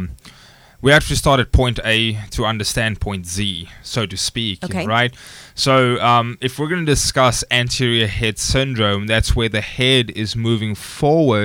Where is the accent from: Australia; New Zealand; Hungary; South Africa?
South Africa; moved away as an adult; also born or lived in Stellenbosch, South Africa; now in United States; Originally, I'm from South Africa